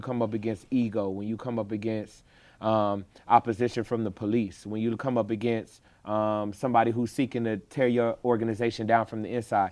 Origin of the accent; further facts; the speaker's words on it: Chicago, Illinois, United States; moved away; I grew up in Chicago